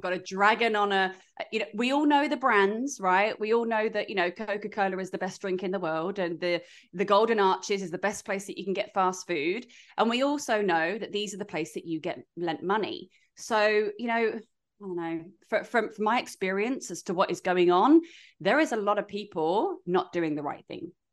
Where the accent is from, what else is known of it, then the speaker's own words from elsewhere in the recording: United Kingdom; now in Australia; we're British